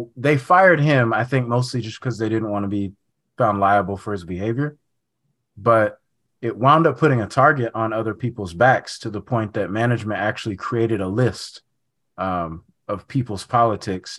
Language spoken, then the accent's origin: English; Sacramento, California, United States; I'm from, um, Sacramento